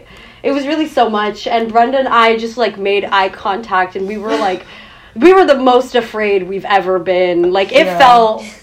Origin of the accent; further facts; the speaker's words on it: United States; I'm American.